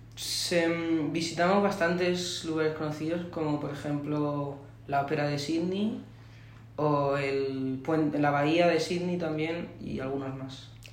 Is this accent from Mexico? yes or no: no; Spain